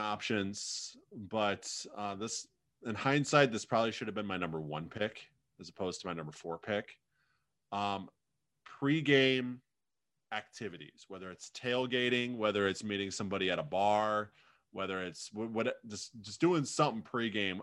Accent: United States; we have a minor league hockey team in my hometown, the Quad City Mallards

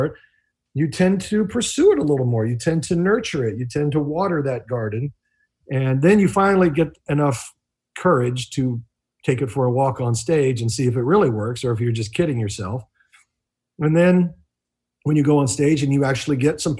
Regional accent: Midwest, United States; I come from the Midwest

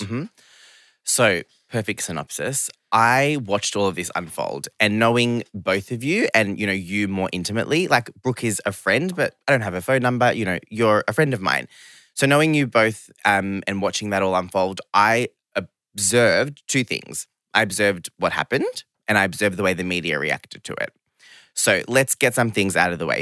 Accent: Geelong, Victoria, Australia; English is a second language; also born or lived in London / Sydney; I grew up in Geelong, which is, you know, really regional town, like second biggest place in Victoria

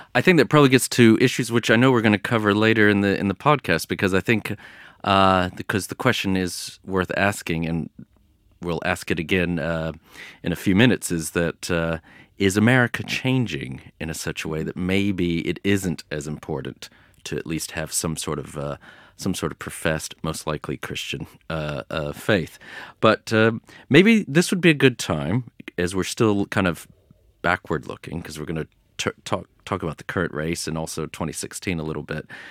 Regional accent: United States; I was born and raised in the United States.

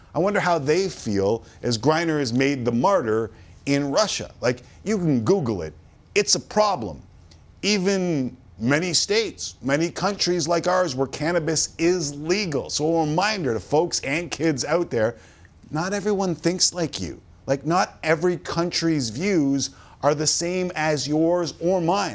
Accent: Toronto, Ontario, Canada; I grew up in Toronto around a lot of Italians

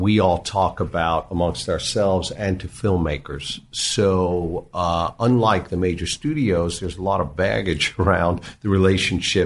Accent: New York, United States; I grew up in New York

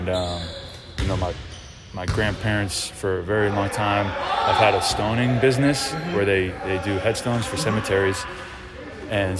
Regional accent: Westchester, New York, United States; I'm Westchester. I'm right outside the city

